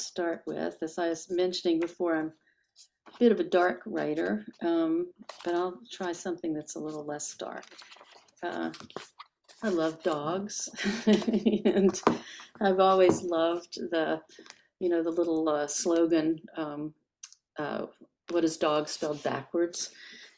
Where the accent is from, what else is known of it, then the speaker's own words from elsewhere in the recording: Richmond, Virginia, United States; moved away as an adult; also born or lived in Baton Rouge, Louisiana / Durham, North Carolina; I grew up, as I said, in Richmond, Virginia